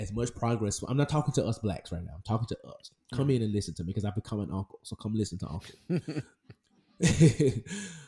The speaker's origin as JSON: {"language": "English", "town": "Memphis", "region": "Tennessee", "country": "United States", "said": "I'm from Memphis"}